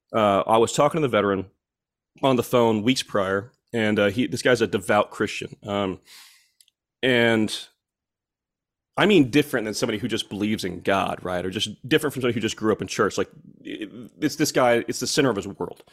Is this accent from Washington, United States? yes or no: no; Fort Gibson, Oklahoma, United States; born and raised in Muskogee, Ok, uh, County, Oklahoma, a little town called Fort Gibson